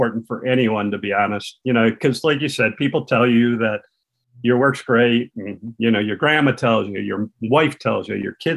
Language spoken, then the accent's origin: English; Saginaw, Michigan, United States; also born or lived in Flint, Michigan / Pawleys Island, South Carolina; I worked at the Saginaw News in Michigan, which was my hometown